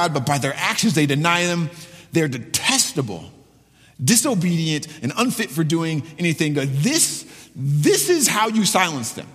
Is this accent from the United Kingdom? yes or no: no; Ann Arbor, Michigan, United States; I'm from Ann Arbor